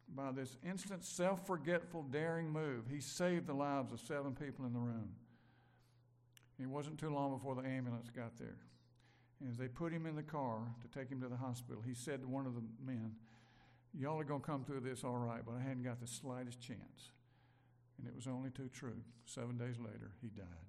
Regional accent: Brandon, Mississippi, United States; I grew up in Brandon, Mississippi

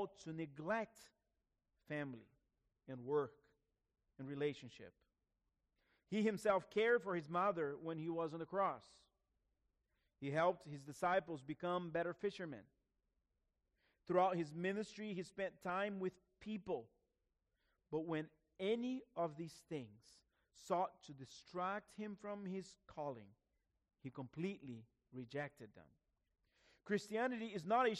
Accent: Brazil; moved away; my grandfather, who was a pastor in my hometown in Brazil

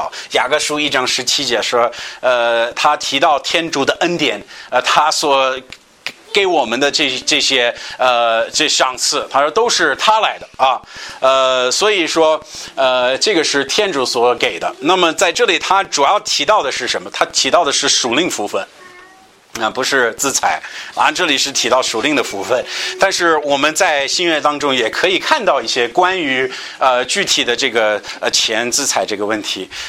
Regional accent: United States; 像我们美国人，大部分有钱人

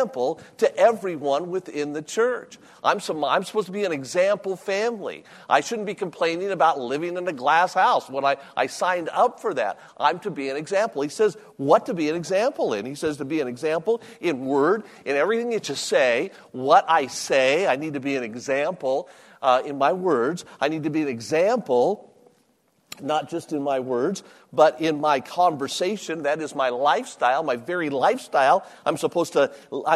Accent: Las Vegas, Nevada, United States; also born or lived in Virginia; I was born and raised in Las Vegas

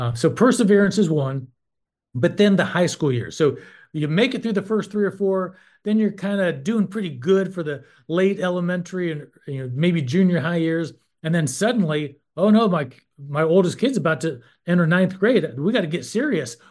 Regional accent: North Carolina, United States; I'm from North Carolina, and I served for 12 years on the NCHE board

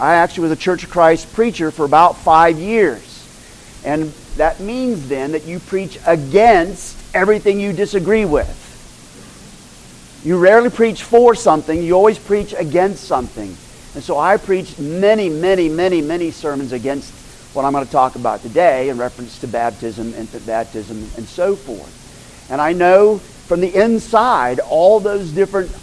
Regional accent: Moore, Oklahoma, United States; moved away as an adult; also born or lived in Turkey; We were raised in Moore, Oklahoma.

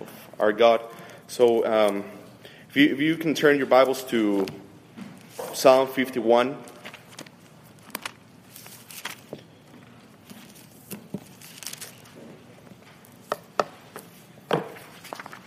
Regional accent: Mexico City, Mexico; moved away; I'm coming from Mexico City, and my wife is from Romania

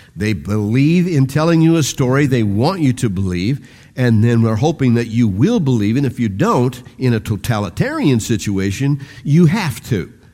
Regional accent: United States

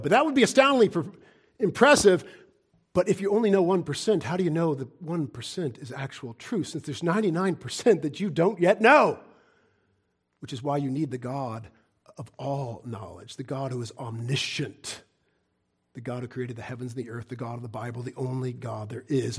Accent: United States; as an American

